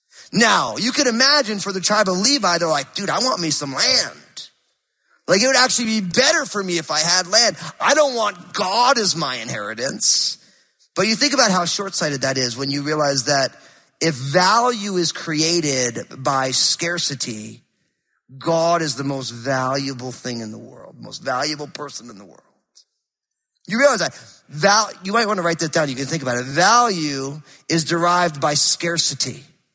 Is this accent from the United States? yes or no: yes; East Coast, United States; now in Pacific Northwest, United States; but I'm a transplant from the East Coast, so I'm all screwed up, you know?